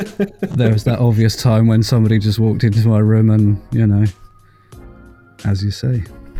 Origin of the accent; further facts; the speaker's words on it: Cambridge, East of England, United Kingdom; from Cambridge, UK.